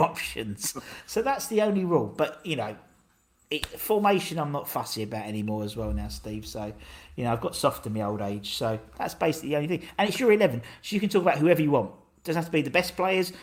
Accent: Essex, East of England, United Kingdom; trying to explain from Essex rather than London

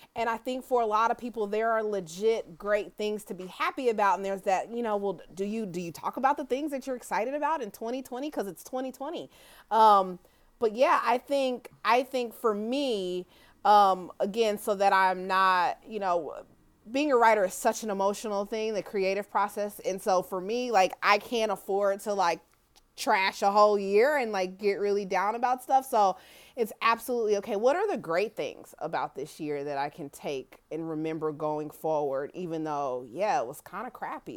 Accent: Kansas City, Missouri, United States; I grew up in Kansas City, Missouri

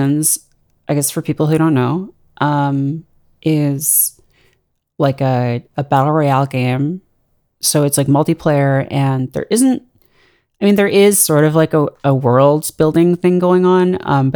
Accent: just outside of Toronto, Ontario, Canada; moved away as an adult; now in New York, United States; I grew up just outside of Toronto in Canada.

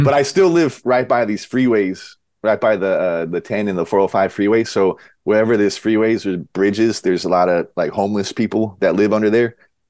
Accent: Huntington Beach, California, United States; Born and raised in Huntington Beach.

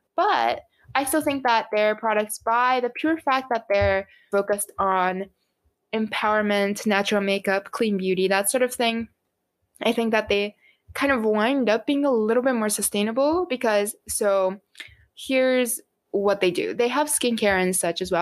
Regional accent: Japan; moved away; I come from Japan

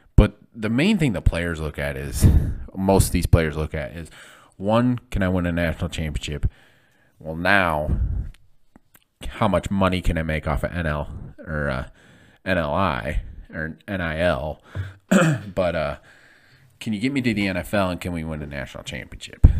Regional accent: Flint, Michigan, United States; I'm from Flint, Michigan

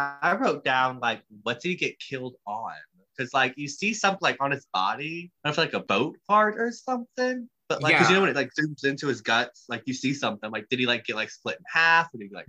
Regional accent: Foley, Alabama, United States; I'm from Foley, Alabama.

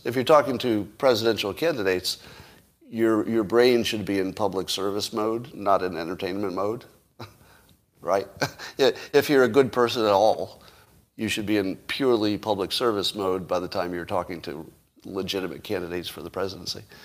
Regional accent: California, United States; I'm a Californian

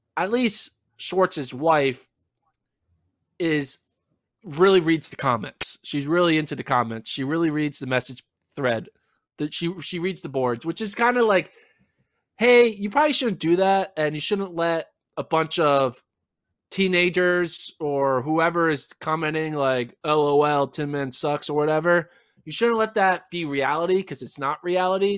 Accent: Austin, Texas, United States; we're from Austin

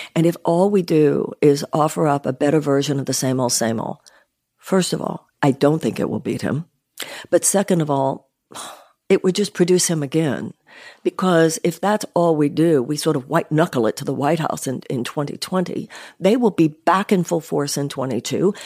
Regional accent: Houston, Texas, United States; I grew up in Houston, Texas, upper middle class home.

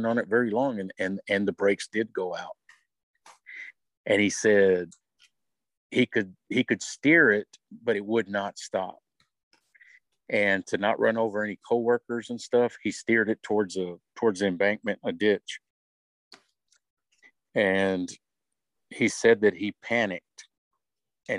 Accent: Odessa, Texas, United States; we grew up in Odessa

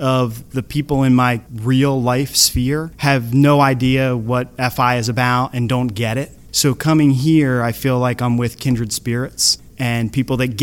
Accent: Surf City, New Jersey, United States; I'm from Surf City, New Jersey.

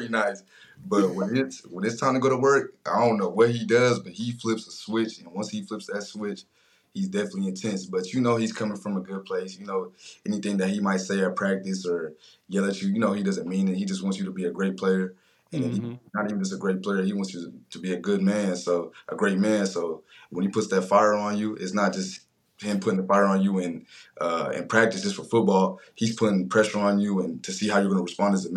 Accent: Ohio, United States; I'm from Ohio

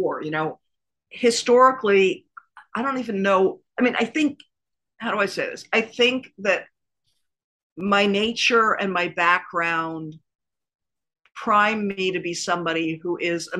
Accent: Washington, District of Columbia, United States; I grew up in Washington, D.C., and I was at school there

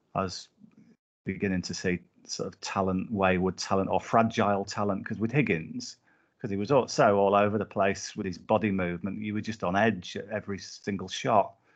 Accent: Whitehaven, North West England, United Kingdom; I grew up in Whitehaven, um, in Cumbria

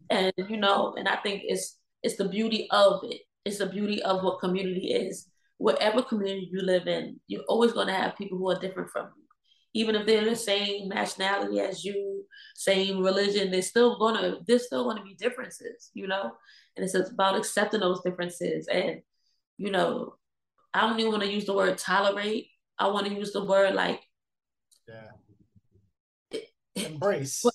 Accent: New York City, New York, United States; I was born and raised in Baruch Projects

